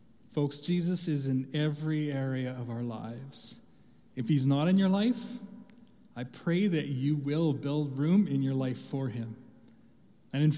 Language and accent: English; Canada; growing up in Canada, as I did